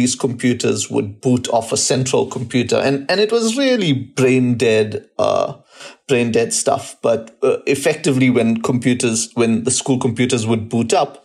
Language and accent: English; South Africa; I'm from South Africa